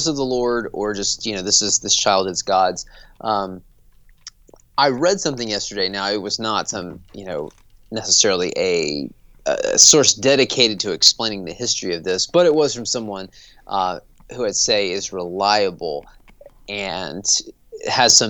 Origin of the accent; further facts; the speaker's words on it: the South, United States; I'm from the South